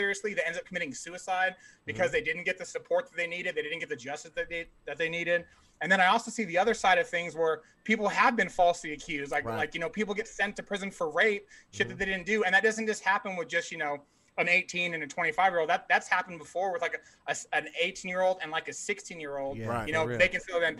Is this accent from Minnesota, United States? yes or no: no; Albuquerque, New Mexico, United States; growing up in the South Valley, I went to Rio Grande